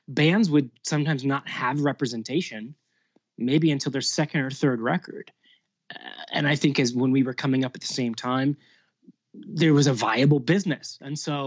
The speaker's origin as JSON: {"language": "English", "town": "Lancaster", "region": "Pennsylvania", "country": "United States", "tie": "born or raised there", "moved": "as an adult", "said": "I'm from Lancaster, born and raised. Didn't leave until I was 18 to go to college"}